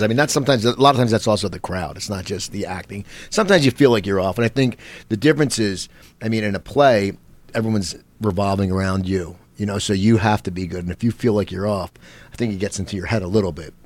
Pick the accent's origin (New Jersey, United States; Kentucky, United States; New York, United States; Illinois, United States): New Jersey, United States; Cherry Hill; where I grew up in Cherry Hill, New Jersey